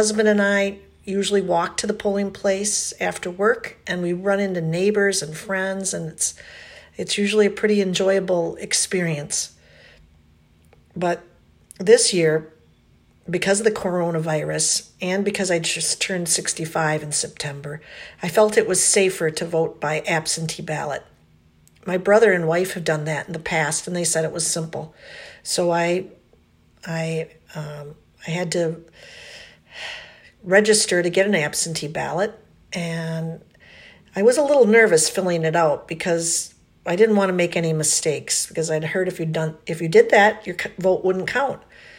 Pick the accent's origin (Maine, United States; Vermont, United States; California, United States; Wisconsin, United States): Wisconsin, United States; Madison; I'm from Madison, Wisconsin.